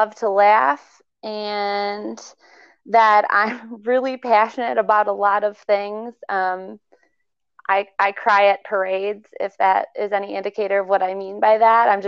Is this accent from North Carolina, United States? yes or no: no; Maine, United States; I was born in Maine.